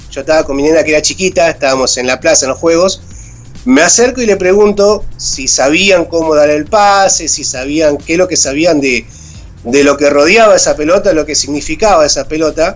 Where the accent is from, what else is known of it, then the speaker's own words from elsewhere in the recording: La Paz, Entre Ríos, Argentina; also born or lived in Buenos Aires; now in Ibicuy, Argentina; soy oriundo de, otra localidad de, de Entre Ríos, La Paz, Entre Ríos